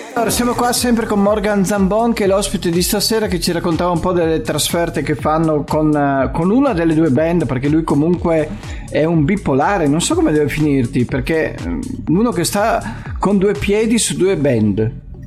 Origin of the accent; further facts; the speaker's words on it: Casarsa della Delizia, Friuli-Venezia Giulia, Italy; abbiamo la sagra del paese che è la sagra di Casarsa e faccio anche un po' di di pubblicità alle manifestazioni del mio paese